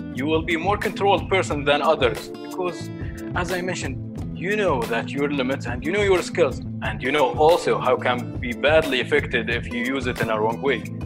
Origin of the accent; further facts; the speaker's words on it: Sharjah, United Arab Emirates; I grew up in lovely area, Sharjah called Halwan